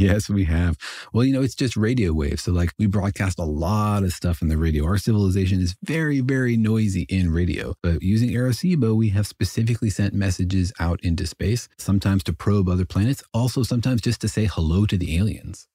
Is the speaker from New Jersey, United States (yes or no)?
no; Los Alamos, New Mexico, United States; I grew up in Los Alamos, New Mexico